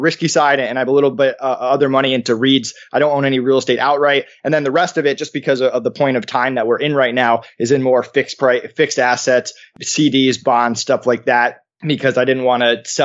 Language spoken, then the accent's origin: English; East Longmeadow, Massachusetts, United States; I grew up in East Longmeadow, which was a middle-class neighborhood, and I went to school in Longmeadow because my dad was a teacher there.